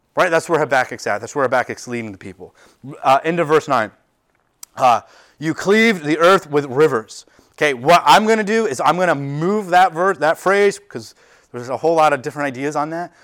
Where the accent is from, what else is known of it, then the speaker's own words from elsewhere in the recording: United States; we as American culture, we as a American church